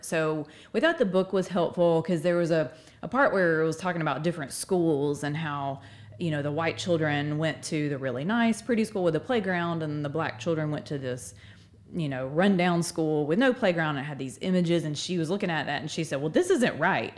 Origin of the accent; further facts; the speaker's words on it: Northport, Alabama, United States; I'm from Northport. Uh, I've lived here my whole life